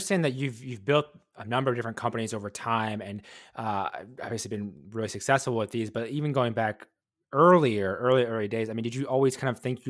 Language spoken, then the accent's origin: English; Wisconsin, United States; I'm from Wisconsin.